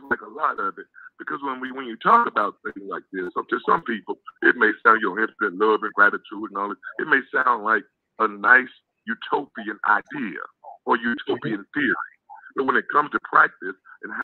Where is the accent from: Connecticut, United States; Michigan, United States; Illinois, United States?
Illinois, United States; Chicago; moved away; also born or lived in Mobile, Alabama; I was raised in Chicago